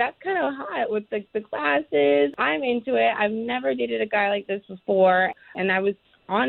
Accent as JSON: {"language": "English", "town": "DeLand", "region": "Florida", "country": "United States"}